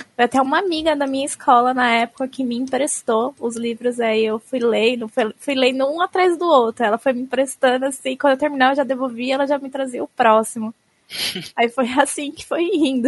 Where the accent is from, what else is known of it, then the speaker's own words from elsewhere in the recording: Osasco, São Paulo, Brazil; also born or lived in Jaraguá, São Paulo; Eu sou de Osasco, mas agora eu tô no Jaraguá, na casa do meu namorado